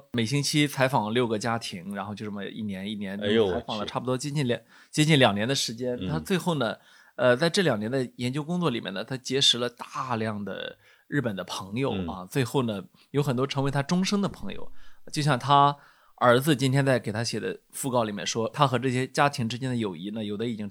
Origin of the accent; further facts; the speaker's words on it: China; 呃，当然是我觉得是属于中呃我们中国人非常熟悉的一位呃美国学者了啊